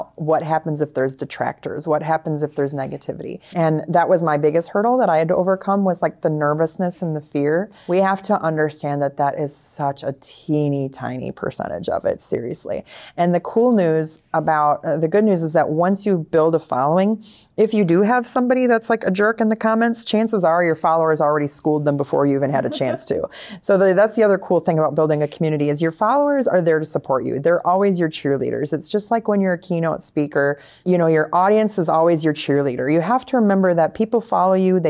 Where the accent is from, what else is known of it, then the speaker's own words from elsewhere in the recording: Wisconsin, United States; now in Florida, United States; We're both from Wisconsin. Originally, I'm from Wisconsin